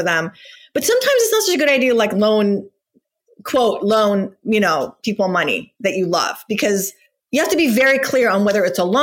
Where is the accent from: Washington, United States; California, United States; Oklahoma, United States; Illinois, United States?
California, United States; Whittier, Newport Beach; also born or lived in Iran; we moved from Whittier, California to Newport Beach, California, when I was in sixth grade